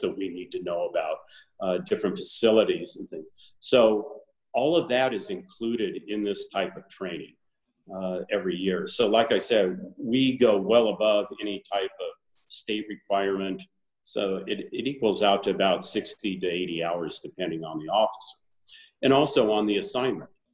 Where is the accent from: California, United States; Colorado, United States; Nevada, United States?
Colorado, United States; Boulder; now in Arizona, United States; I grew up in Boulder, Colorado